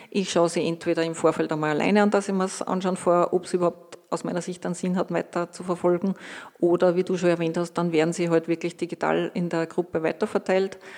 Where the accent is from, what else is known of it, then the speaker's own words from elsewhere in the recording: Lower Austria, Austria; born there; moved away as an adult; now in Salzburg, Austria; Der Gerald hat schon erwähnt, gebürtig in Niederösterreich. Wie hat es mich nach Salzburg verschlagen?